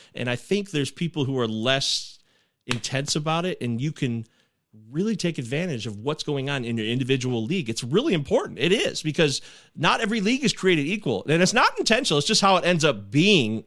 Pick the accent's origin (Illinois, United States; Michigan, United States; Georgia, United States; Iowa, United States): Michigan, United States; also born or lived in Detroit, Michigan; I lived in the rural part of Michigan